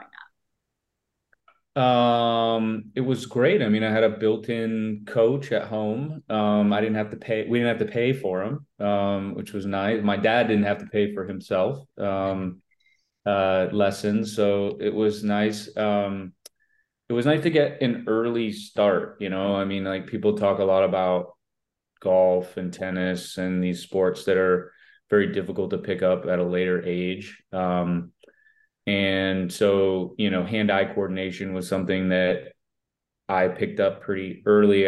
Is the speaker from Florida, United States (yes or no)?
yes; Vero Beach, Florida, United States; vero beach where i grew up